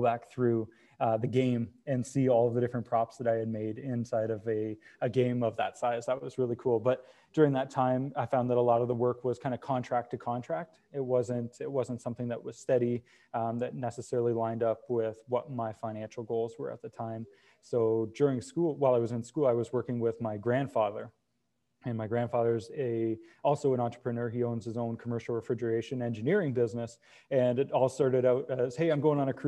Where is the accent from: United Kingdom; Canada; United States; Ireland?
Canada; Brantford, Ontario; I grew up here. I was born in Brantford and I've been raised. It's Brantford and Brant County have been my home for the last 29 years